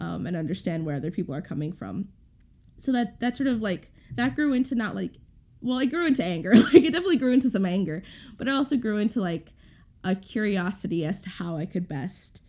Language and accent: English; St. Paul, Minnesota, United States; I grew up here in Minnesota, specifically in St. Paul, in an immigrant neighborhood.